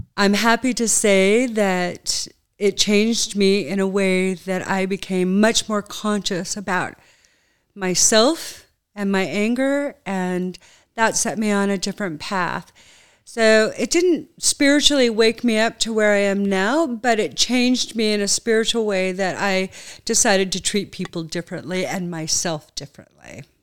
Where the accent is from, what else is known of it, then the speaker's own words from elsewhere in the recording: United States; moved away; also born or lived in Burnaby, British Columbia, Canada; Burnaby, Vancouver, B C